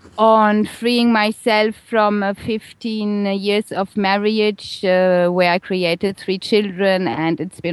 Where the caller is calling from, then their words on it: Balearic Islands, Spain; Right here now, I'm sitting on the beautiful island of Ibiza in Spain.